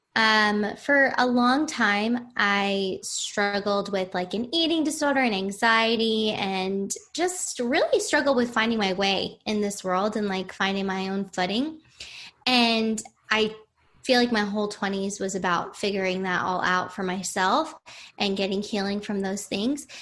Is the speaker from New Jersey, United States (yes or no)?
yes; New Jersey, United States; moved away as an adult; also born or lived in Manhattan, New York / Brooklyn, New York / Hoboken, New Jersey; I was born in Manhattan, but I was raised in New Jersey, went to school in New Jersey